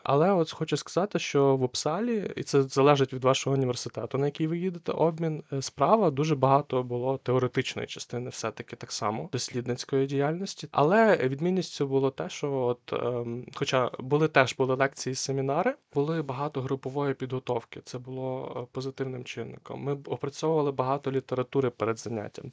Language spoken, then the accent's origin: Ukrainian; Lviv, Lviv Oblast, Ukraine; я сам родом зі Львова.